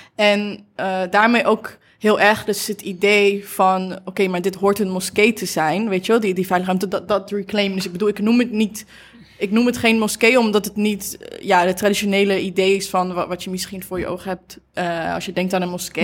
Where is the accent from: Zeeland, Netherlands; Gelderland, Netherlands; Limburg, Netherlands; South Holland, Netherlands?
Gelderland, Netherlands; Achterhoek; moved away; ik kom uit Achterhoek